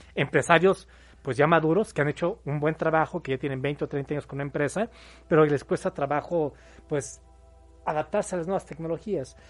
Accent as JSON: {"language": "Spanish", "region": "Mexico City", "country": "Mexico", "moved": "as an adult", "lives_now": "Puebla, Mexico", "said": "Yo soy de la Ciudad de México, tengo ya 13 años viviendo aquí en Puebla."}